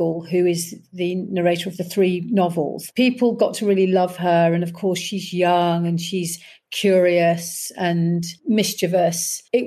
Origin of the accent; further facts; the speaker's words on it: Leicester, East Midlands, United Kingdom; moved away; I'm very much a Leicester girl, and Leicester have embraced me, even though I haven't lived there for 30 or 40 years